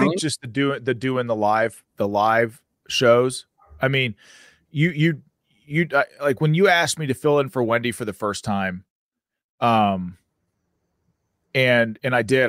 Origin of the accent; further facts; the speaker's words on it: Pennsylvania, United States; I'm from Pennsylvania.